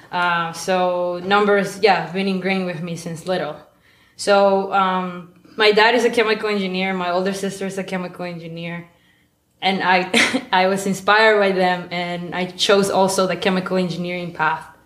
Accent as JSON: {"language": "English", "town": "Maracaibo", "region": "Zulia", "country": "Venezuela", "tie": "born or raised there", "second_language": "English", "moved": "yes", "said": "so I I am a maracucha. I grew up. I was born and raised in Maracaibo, Venezuela. Raised by a family of academics."}